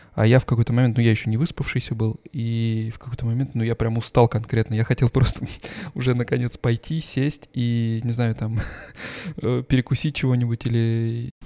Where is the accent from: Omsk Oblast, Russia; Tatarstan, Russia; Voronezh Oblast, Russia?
Voronezh Oblast, Russia; Voronezh; moved away as an adult; now in Stuttgart, Germany; мы оба с тобой из Воронежа